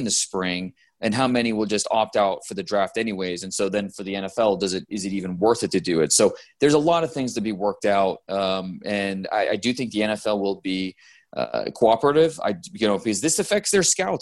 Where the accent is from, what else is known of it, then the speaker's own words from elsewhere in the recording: Ohio, United States; I live in Ohio now. I grew up in Ohio